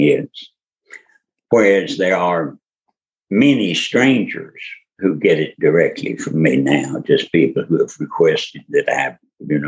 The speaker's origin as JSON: {"language": "English", "region": "Kentucky", "country": "United States", "tie": "born or raised there", "also_born_or_lived": "Louisville, Kentucky", "said": "I grew up in Kentucky, but not in Louisville. I grew up on a tobacco farm 200 miles southwest of Louisville on the Tennessee-Kentucky line."}